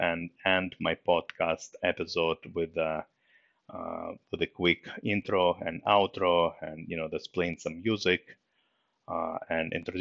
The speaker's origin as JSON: {"language": "English", "region": "Moscow", "country": "Russia", "tie": "born or raised there", "second_language": "English", "moved": "yes", "lives_now": "United States", "said": "I was born in Moscow, Russia, and in 1993, you know, my family and myself, we emigrated to US, and that's where I lived ever since"}